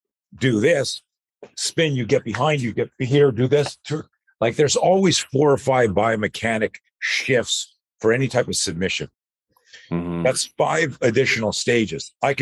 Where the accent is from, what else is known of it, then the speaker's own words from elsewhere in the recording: East Coast, United States; I grew up on the East Coast. So, you know, I grew up and as a kid, I always... I grew up in the 60s.